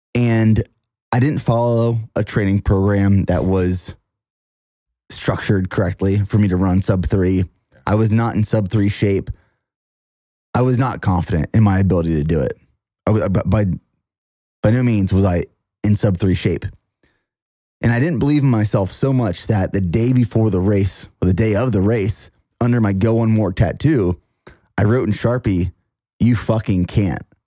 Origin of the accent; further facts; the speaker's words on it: near Harrisburg, Pennsylvania, United States; moved away; downtown Harrisburg, which is about 25 minutes from my hometown